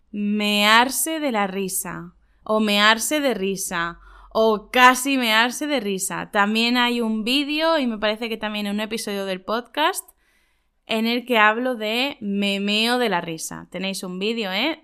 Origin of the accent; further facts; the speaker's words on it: Spain; En España diríamos